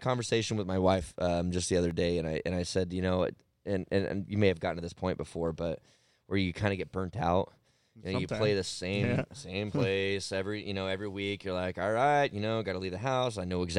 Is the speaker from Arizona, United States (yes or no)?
yes; Arizona, United States; I've lived here my whole life.